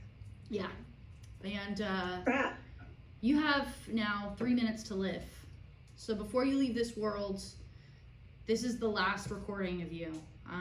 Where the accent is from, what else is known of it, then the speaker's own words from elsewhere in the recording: Florida, United States; I'm from Florida.